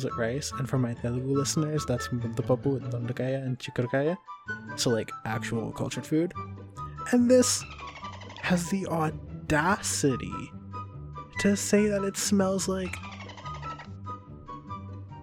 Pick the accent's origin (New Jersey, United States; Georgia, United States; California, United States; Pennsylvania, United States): New Jersey, United States; Living in America as an Indian person, being raised Indian in America